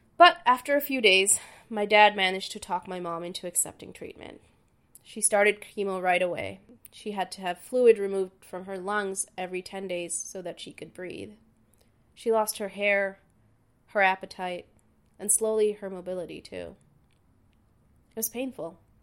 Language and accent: English; Dhaka, Dhaka Division, Bangladesh; moved away; I was born and raised in Dhaka, Bangladesh.